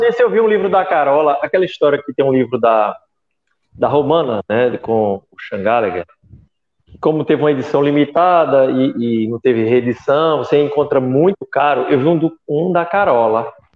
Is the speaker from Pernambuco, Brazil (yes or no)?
yes; interior of Pernambuco, Brazil; now in Recife, Brazil; sou nordestino de Recife, quer dizer, sou do interior, né, mas moro no Recife